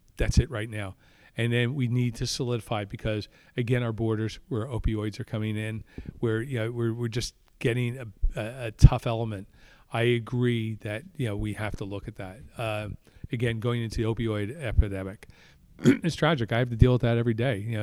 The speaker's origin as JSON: {"language": "English", "town": "Pottsville", "region": "Pennsylvania", "country": "United States", "said": "from Pottsville in Schuylkill County that is representing the 9th District"}